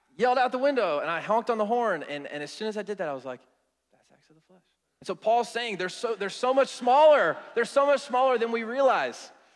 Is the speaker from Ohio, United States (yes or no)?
yes; Cincinnati, Ohio, United States; now in Atlanta, United States; I'm originally from Cincinnati